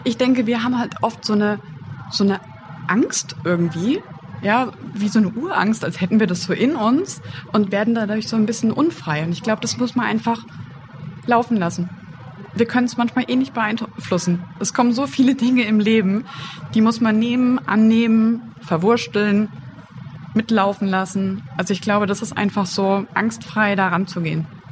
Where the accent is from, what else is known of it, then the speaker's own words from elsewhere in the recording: Wiesbaden, Hesse, Germany; Ich komme ja aus Wiesbaden